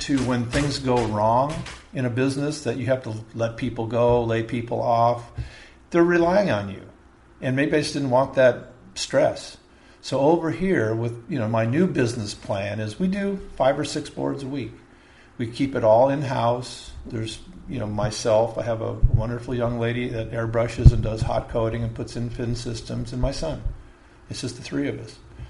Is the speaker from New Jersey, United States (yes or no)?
no; La Mirada, California, United States; also born or lived in East Los Angeles / Downey; played baseball, football, because we lived in La Mirada. That's where we ended up. We moved to Downey from East L.A. to Downey, then to La Mirada.